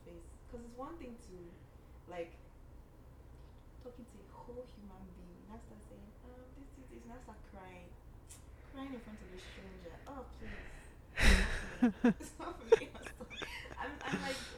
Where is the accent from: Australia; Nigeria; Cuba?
Nigeria; now in Canada; being a Nigerian in Canada